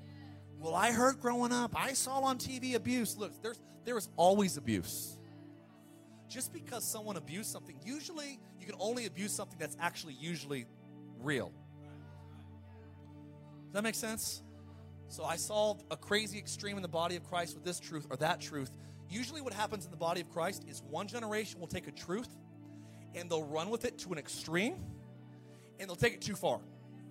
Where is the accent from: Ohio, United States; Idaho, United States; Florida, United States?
Idaho, United States; that's a church we were raised in Idaho.